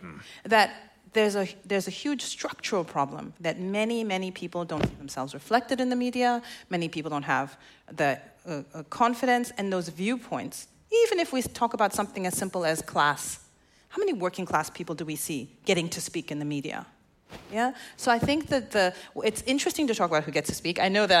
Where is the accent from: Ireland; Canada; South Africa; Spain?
South Africa; moved away as an adult; now in Australia; I'm South African, but I've lived in Australia for the last 5 years, so I'm a bit Aussie.